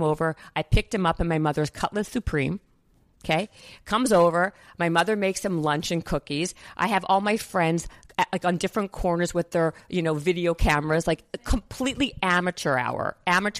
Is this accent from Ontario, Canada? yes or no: no; Winnipeg, Manitoba, Canada; moved away as an adult; now in United States; I'm from Winnipeg, a small town in Canada